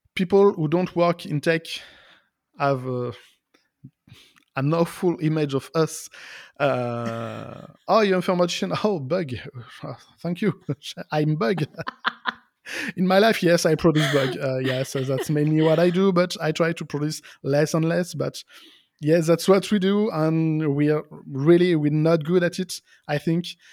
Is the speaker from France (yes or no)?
yes; Lyon, Auvergne-Rhône-Alpes, France; English is a second language; in my hometown, in Lyon